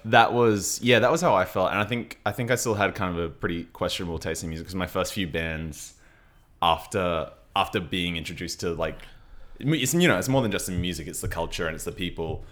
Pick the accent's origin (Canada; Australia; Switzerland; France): Australia; Logan, Queensland; also born or lived in Brisbane; I grew up in Brisbane and, uh, well, I grew up I grew up in Logan, which is just south of Brisbane.